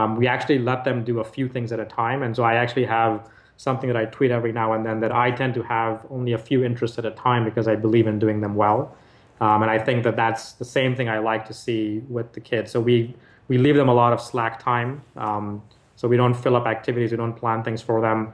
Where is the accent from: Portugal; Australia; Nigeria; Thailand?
Nigeria; moved away; I grew up in Nigeria